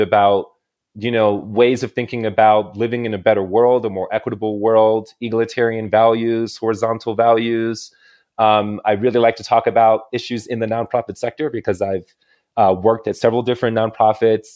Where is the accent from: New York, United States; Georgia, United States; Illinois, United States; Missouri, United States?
Illinois, United States; moved away as an adult; now in Santa Fe, United States; I'm originally from Illinois